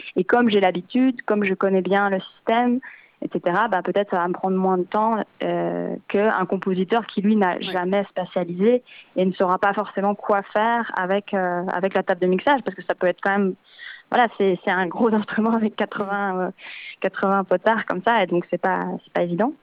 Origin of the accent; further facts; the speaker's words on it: Switzerland; now in Belgium; moi je suis originaire de Suisse à la base